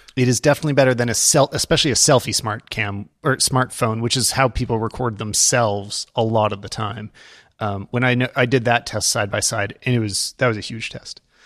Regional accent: Canada; as a Canadian

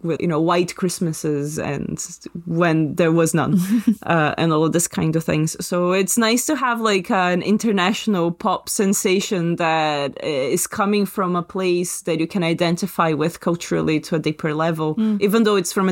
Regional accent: Brazil; moved away; when I was in my teenage wild years in Brazil

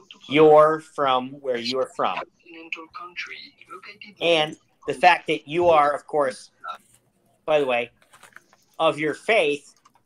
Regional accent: Western Pennsylvania, United States; I'm from Western PA. I can barely pronounce words to begin with.

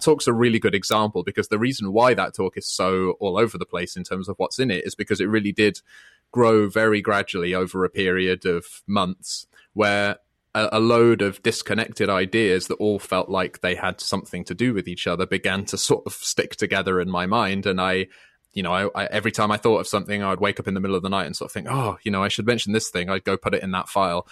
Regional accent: United Kingdom; I'm British

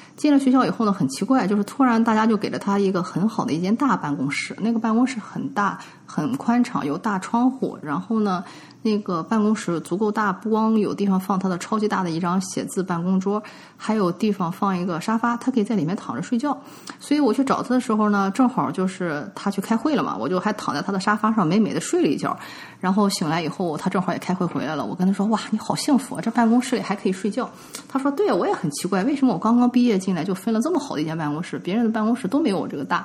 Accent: China; now in United States; 我们中国人就会知道说这个大门一打开不能对着楼梯

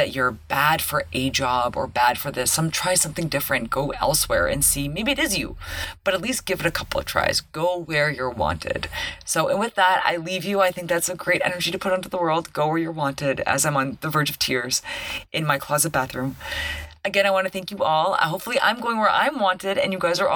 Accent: Toronto, Ontario, Canada; growing up in Toronto

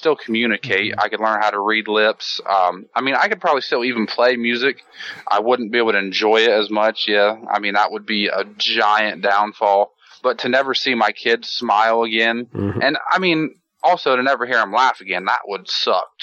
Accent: United States; I'm American

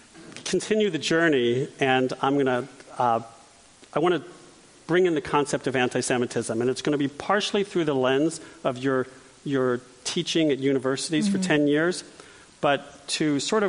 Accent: Los Angeles, California, United States; I grew up in Encino. Like, I remember all the Persians, like, landing in Encino. But, you know, I was in this very sort of Ashkenazi background. My parents came from Eastern Europe.

